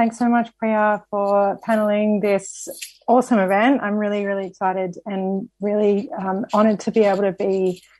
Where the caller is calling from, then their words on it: Victoria, Australia; I'd like to firstly acknowledge that I'm calling in from Wurundjeri land, unceded lands